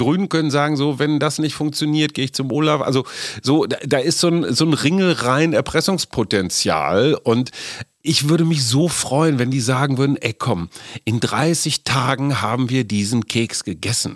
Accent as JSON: {"language": "German", "town": "Münster", "region": "North Rhine-Westphalia", "country": "Germany", "tie": "born or raised there", "said": "Münster, meine Heimatstadt"}